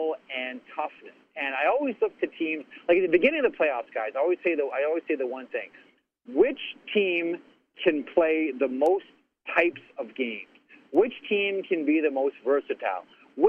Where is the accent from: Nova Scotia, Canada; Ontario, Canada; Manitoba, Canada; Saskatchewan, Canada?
Ontario, Canada; Toronto; I was born in Toronto, but half my family's American